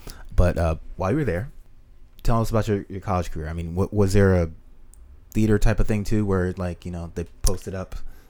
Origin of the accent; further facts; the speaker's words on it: Silver Spring, Maryland, United States; I tell people all the time, this is, where are you from? Silver Spring, Maryland. The greatest place in the world to raise children.